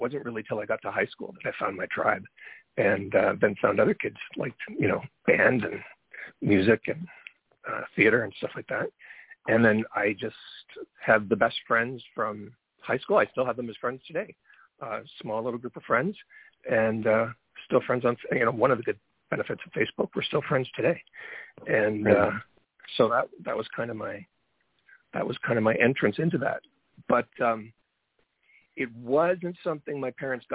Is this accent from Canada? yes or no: yes; London, Ontario, Canada; also born or lived in Brantford, Ontario / Toronto, Ontario; I grew up in London, Ontario